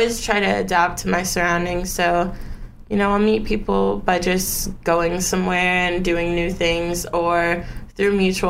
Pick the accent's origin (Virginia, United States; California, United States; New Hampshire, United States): California, United States; Oak Park; I grew up in Los Angeles, California, but not in the actual city. I grew up in this small city called Oak Park.